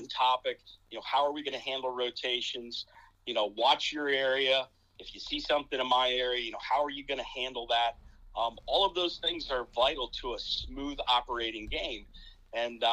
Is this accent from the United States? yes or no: yes; Wooster, Ohio, United States; moved away as an adult; also born or lived in Toledo, Ohio; now in Perrysburg, United States; I grew up down in Northeast Ohio, kind of in the Worcester area